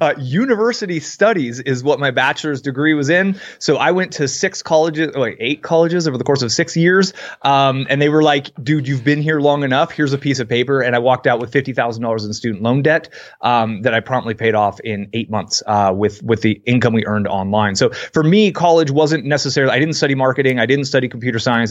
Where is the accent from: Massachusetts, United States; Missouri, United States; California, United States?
California, United States; Bay Area; I grew up in the Bay Area